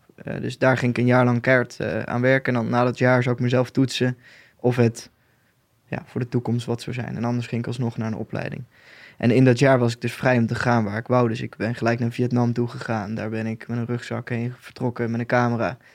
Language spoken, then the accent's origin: Dutch; Boxmeer, North Brabant, Netherlands; moved away as an adult; now in Nijmegen, Netherlands; ik kom uit Boksmeer, een dorpje in Noord-Brabant. Eh, inmiddels woon ik in Nijmegen.